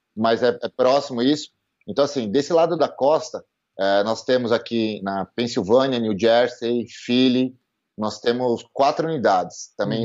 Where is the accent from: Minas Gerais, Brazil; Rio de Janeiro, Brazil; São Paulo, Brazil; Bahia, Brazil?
São Paulo, Brazil; eu sou nascido e criado em São Paulo